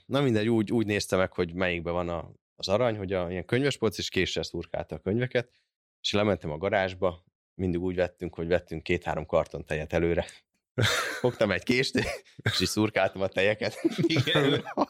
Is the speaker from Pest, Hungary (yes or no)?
yes; Érd, Pest, Hungary; Én érden, érden nőttem föl, az is hát nem falu, kisváros volt mindig is